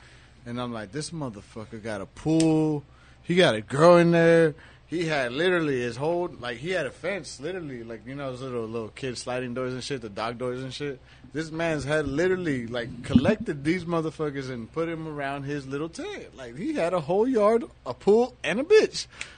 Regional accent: Long Beach, California, United States; moved away as an adult; also born or lived in Wilmington; I'm from Long Beach, you know.

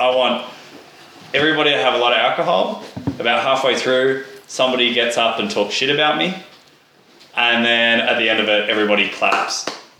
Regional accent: Australia

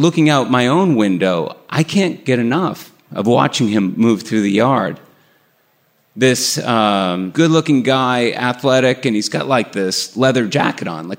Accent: Burlington, Massachusetts, United States; the house I grew up in Burlington, Massachusetts.

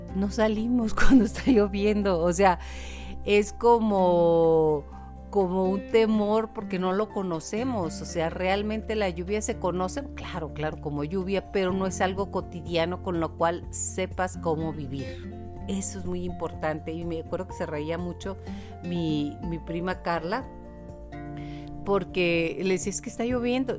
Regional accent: Chihuahua, Mexico; accent: Chihuahuan; Los que somos de Chihuahua

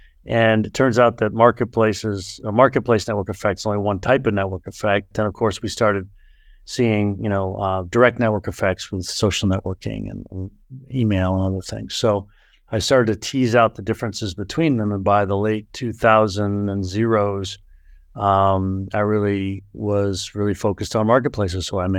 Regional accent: Boston, Massachusetts, United States; So look, I grew up in the Boston area.

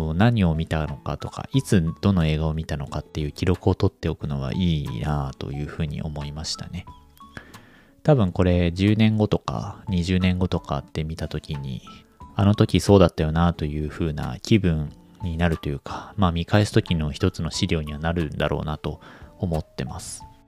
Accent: Japan; now in Kanto, Japan; 地方出身者

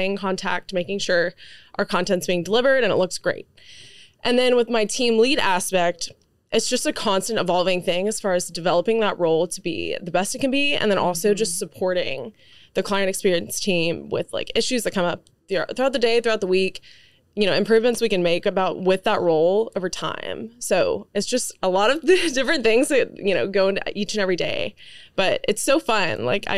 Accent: Dallas, Texas, United States; also born or lived in Lubbock, Texas; I grew up in the Park Cities here in Dallas

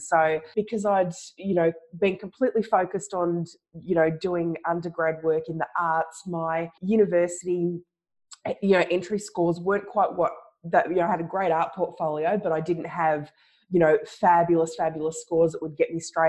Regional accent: Ballarat, Victoria, Australia; also born or lived in Melbourne, Australia; I mostly grew up in Ballarat, and we come from a bit of a farming family.

